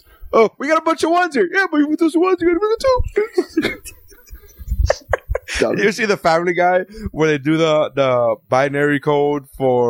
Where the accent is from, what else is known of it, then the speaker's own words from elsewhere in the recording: Miami, Florida, United States; I wonder if I only like … because I'm from Miami.